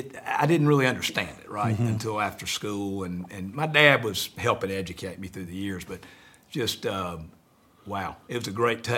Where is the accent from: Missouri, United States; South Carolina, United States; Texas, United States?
South Carolina, United States; Greenville; I'm from Greenville, South Carolina.